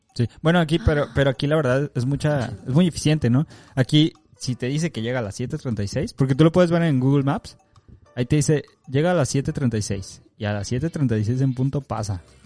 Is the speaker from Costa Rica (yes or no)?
no; Mexico; moved away; ya soy ese mexicano.